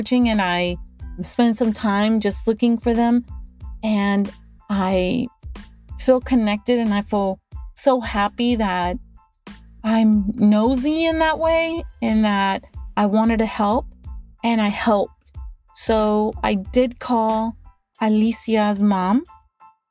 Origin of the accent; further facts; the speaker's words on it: Texas, United States; I'm from Texas